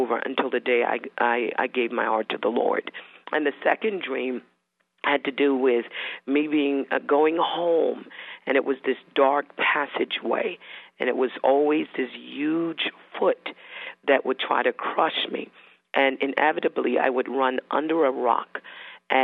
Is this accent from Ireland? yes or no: no; Bermuda; I was born in Bermuda